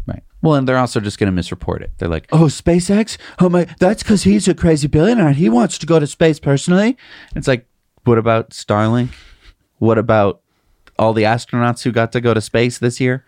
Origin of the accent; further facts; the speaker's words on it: United States; I'm an American